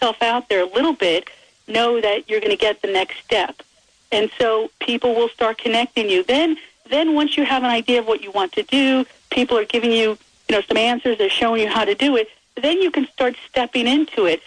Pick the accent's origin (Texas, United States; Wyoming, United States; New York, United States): New York, United States; New York City; I'm from New York City